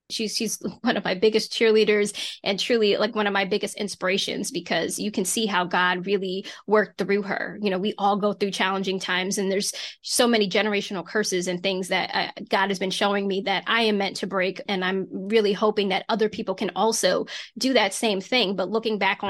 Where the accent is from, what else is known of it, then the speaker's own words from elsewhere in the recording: Reading, Pennsylvania, United States; also born or lived in Philadelphia, Pennsylvania; That's where I'm originally from, but I was born in Philadelphia, Pennsylvania. So, we grew up in Reading and we moved to the suburbs